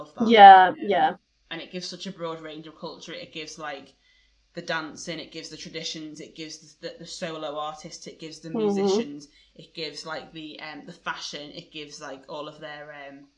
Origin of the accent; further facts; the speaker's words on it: England, United Kingdom; as an English person